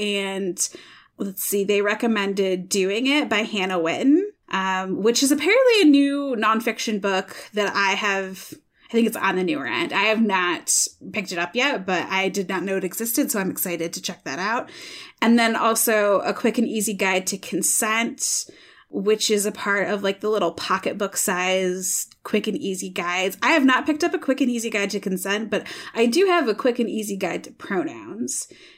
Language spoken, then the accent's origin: English; Michigan, United States; now in Iowa, United States; I'm from Michigan